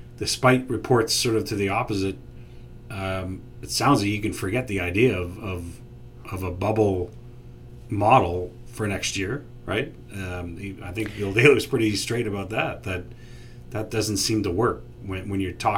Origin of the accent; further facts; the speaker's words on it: Canada; as a Canadian living in Toronto